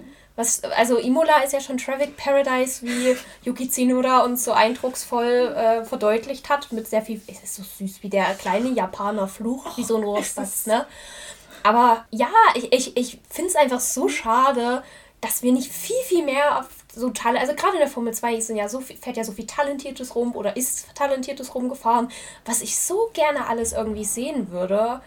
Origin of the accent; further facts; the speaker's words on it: Germany; als Deutscher